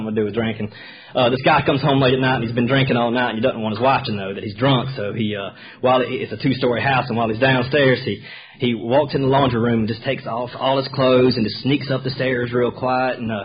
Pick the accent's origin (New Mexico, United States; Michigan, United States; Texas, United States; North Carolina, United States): North Carolina, United States; Sherrills Ford; also born or lived in Charlotte, North Carolina / Richmond area, Virginia / Dothan, Alabama; now in Roswell, United States; in 1981, we moved back to North Carolina, about 45 minutes northwest of Charlotte, in a little place called Sherrill's Ford, North Carolina, way out in the middle of the country